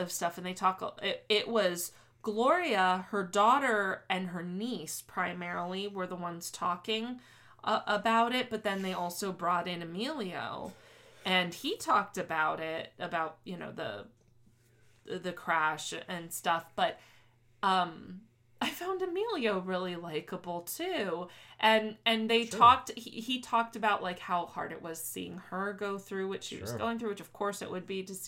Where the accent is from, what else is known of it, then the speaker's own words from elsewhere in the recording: South Florida, United States; Growing up in South Florida